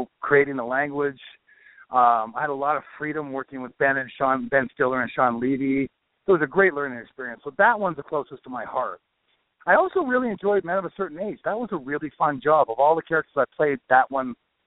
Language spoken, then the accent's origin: English; Vancouver, British Columbia, Canada; I was born in Vancouver